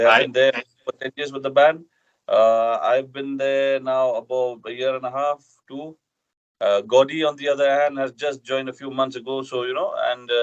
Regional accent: Northeast India, India; we are Dymbur from Northeast India.

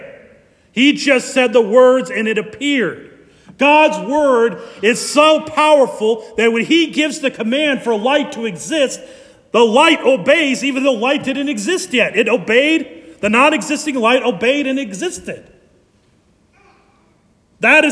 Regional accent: Ankeny, Iowa, United States; I grew up in Ankeny

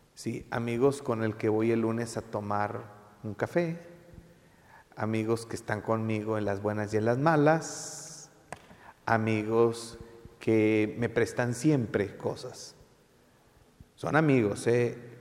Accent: Mexico; tú y yo somos mexicanos

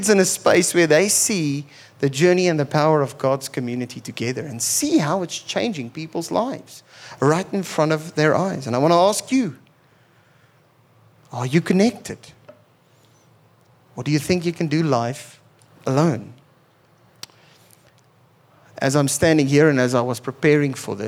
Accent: Pretoria, Gauteng, South Africa; I grew up in Pretoria

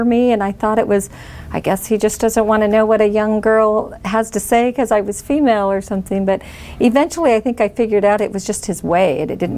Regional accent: Bakersfield, California, United States; I was born and raised in East Bakersfield

